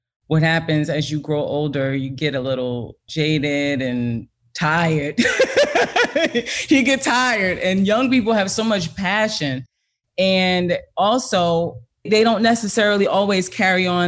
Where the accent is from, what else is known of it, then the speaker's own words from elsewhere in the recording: East Orange, New Jersey, United States; I'm from East Orange, New Jersey